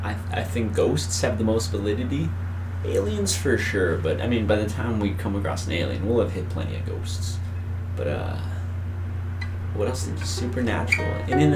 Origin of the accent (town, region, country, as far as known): El Paso, Texas, United States; born or raised there